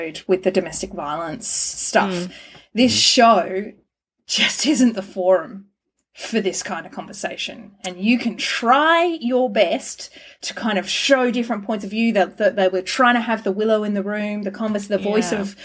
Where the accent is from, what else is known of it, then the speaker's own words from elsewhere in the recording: Australia; I'm a white Australian and I am Australian and I will always feel Australian.